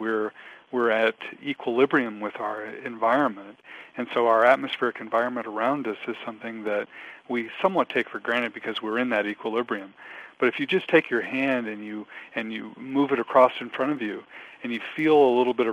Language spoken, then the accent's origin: English; West Coast, United States; moved away as an adult; also born or lived in Virginia; now in Oregon, United States; growing up on the West Coast